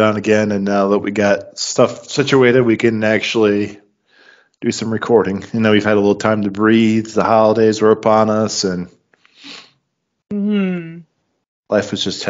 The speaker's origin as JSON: {"language": "English", "town": "Clinton", "region": "Iowa", "country": "United States", "tie": "born or raised there", "said": "I moved out of my apartment into my dad's house, back into my hometown of Clinton, Iowa."}